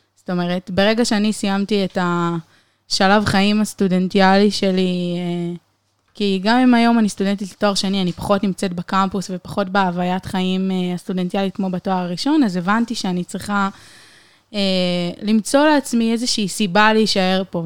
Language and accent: Hebrew; Haifa, Haifa District, Israel; moved away as an adult; now in Beersheba, Israel; חיפאית במקור